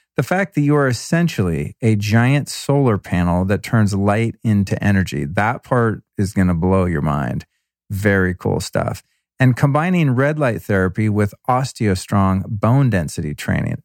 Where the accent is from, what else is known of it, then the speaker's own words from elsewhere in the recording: Denver, Colorado, United States; moved away; I was born in Denver